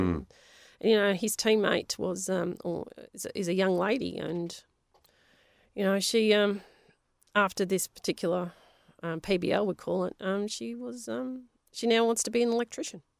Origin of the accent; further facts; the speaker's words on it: Melbourne, Victoria, Australia; first language Polish; English is a second language; where we were from, Avondale Heights, there was a lot of Italians